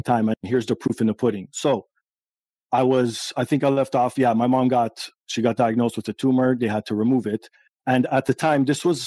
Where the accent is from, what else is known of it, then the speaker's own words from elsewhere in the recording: Toronto, Ontario, Canada; I was born here in Toronto, Canada. And my parents are immigrants from Portugal